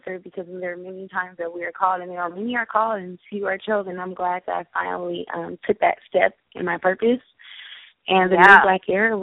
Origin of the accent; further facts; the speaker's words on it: Los Angeles, California, United States; also born or lived in Grambling, Louisiana; I'm originally from Los Angeles, California. I graduated from Grambling State University. Yes, I'm a native LA Angelino.